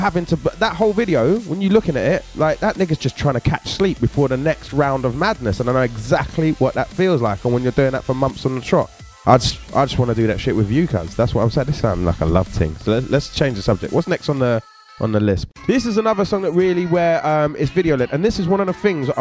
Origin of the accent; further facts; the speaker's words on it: London, United Kingdom; growing up in Catford